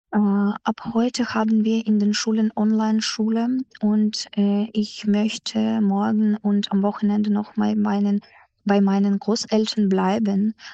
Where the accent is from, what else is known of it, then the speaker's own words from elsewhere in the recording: Ukraine; German is a second language; also born or lived in Odesa; Jetzt ist es gegen sieben äh, bei uns in der Ukraine